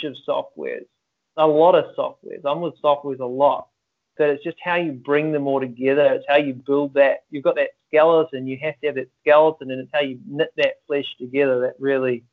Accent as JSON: {"language": "English", "region": "Auckland", "country": "New Zealand", "said": "I'm from New Zealand, Auckland, a little place at the end of the world."}